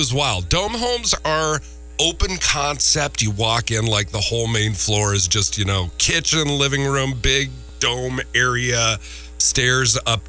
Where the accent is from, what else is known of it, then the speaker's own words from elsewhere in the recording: Minnesota, United States; moved away; They're so smart up there in my home state.